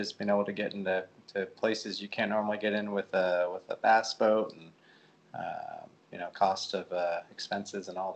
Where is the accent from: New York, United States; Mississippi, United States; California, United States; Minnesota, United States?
California, United States; moved away as an adult; now in Nashville, United States; I'm from California originally. Grew up there